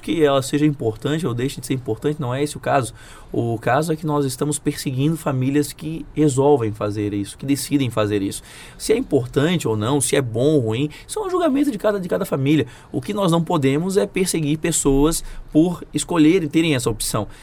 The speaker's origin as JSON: {"language": "Portuguese", "town": "Florianópolis", "region": "Santa Catarina", "country": "Brazil", "tie": "born or raised there", "said": "eu sou de Florianópolis, então eu cresci vendo aquela ponte fechada"}